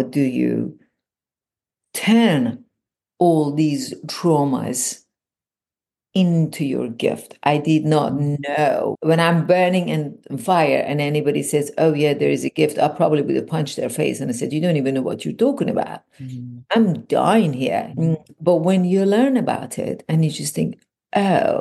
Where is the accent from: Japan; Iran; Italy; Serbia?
Iran; moved away as an adult; now in California, United States; I was born and raised in Iran